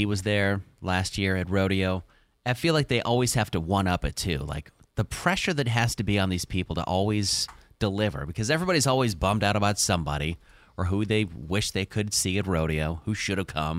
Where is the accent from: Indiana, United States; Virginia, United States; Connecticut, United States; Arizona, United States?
Indiana, United States; Indianapolis; now in Houston, United States; growing up in Indianapolis